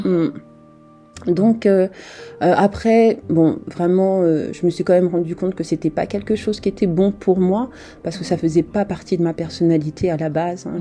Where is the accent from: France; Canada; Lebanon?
France; also born or lived in Republic of the Congo / Japan; je suis euh, française et je vis, euh, en fait, je suis en France depuis mes trois ans. mes parents sont originaires en fait du Congo Brazzaville